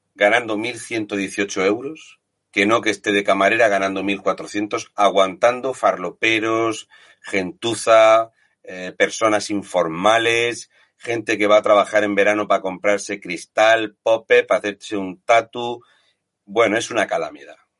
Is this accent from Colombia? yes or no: no; Fuente Álamo, Region of Murcia, Spain; en mi pueblo, en Fuente Álamo